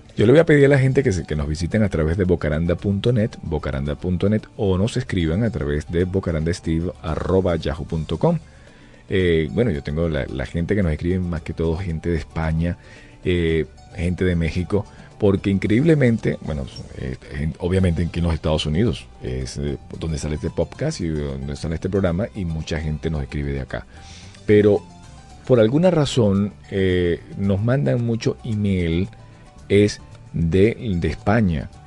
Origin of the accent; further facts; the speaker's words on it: Valencia, Carabobo, Venezuela; moved away; yo soy de Valencia